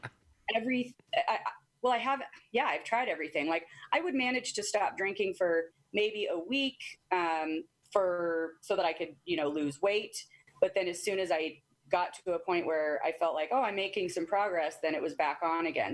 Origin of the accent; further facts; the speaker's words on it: Arizona, United States; moved away as an adult; also born or lived in Washington; I moved from Arizona